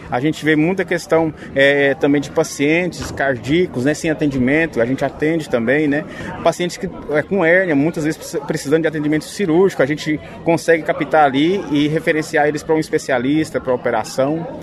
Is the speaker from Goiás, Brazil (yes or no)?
yes; Goiânia, Goiás, Brazil; A meta que a gente tem aí, eu sou de Goiânia, mas eu, eu, eu sei que a gente tem uma meta aí